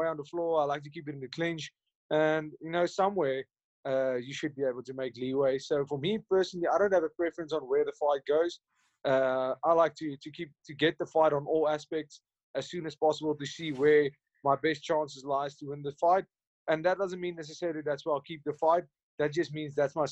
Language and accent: English; Hartbeespoort, North West, South Africa; I grew up in a town called Hartbeespoort Dam